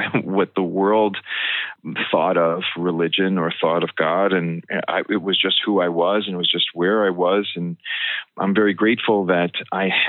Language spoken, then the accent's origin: English; West Hempstead, New York, United States; I grew up in West Hempstead on Long Island